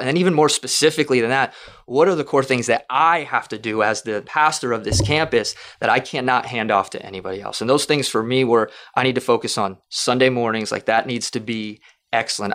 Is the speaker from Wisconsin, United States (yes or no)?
no; South Florida, United States; also born or lived in Kentucky; We're both from South Florida.